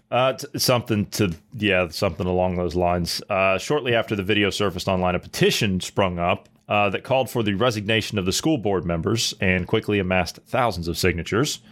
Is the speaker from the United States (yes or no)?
yes; Ohio, United States; I'm from Ohio